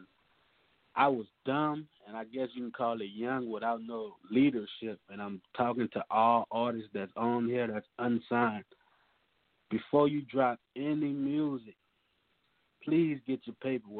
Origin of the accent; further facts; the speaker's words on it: New Orleans, Louisiana, United States; now in Oklahoma, United States; New Orleans born. I'm living in the Midwest right now